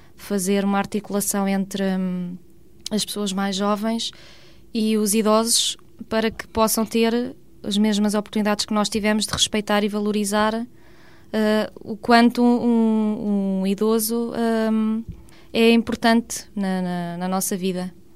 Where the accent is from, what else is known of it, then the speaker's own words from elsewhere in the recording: Leiria area, Leiria District, Portugal; now in Lisbon, Portugal; Eu não sou aqui de Lisboa, sou da zona de Leiria, cresci numa aldeia em Leiria